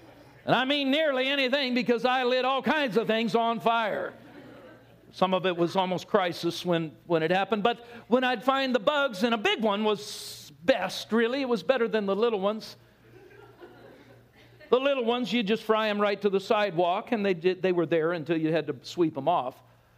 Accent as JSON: {"language": "English", "region": "California", "country": "United States", "tie": "born or raised there", "said": "because Pastor Jonathan announced where I'm from now, and that's Texas. Anyway, it doesn't matter. I grew up in Southern California. And as a young guy, we lived in a suburb, a neighborhood."}